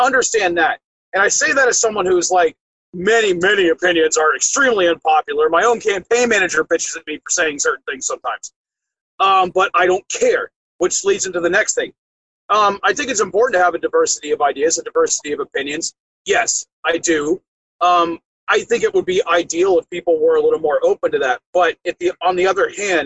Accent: Ocala National Forest, Marion County, Florida, United States; I grew up in the Ocala National Forest

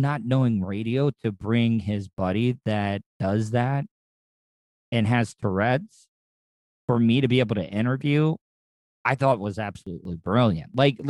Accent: DeLand, Florida, United States; moved away; my hometown of DeLand, Florida, where I grew up.

